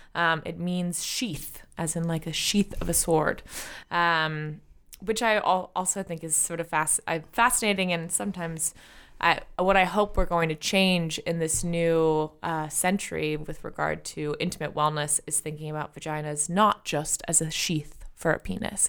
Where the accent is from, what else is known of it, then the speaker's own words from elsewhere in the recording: San Francisco, California, United States; I was raised in San Francisco by an alternative healer